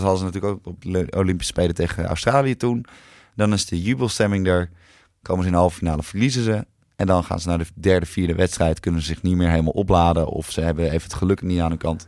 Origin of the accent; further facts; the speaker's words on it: Netherlands; ik ben gewoon Nederlander